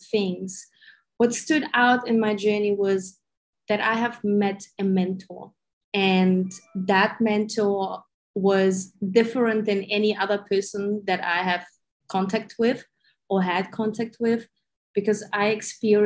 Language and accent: English; Germany; moved away as an adult; also born or lived in Ukraine / Sydney, Australia; I was born in Ukraine. I grew up in Germany, spent like 30 years almost in Germany.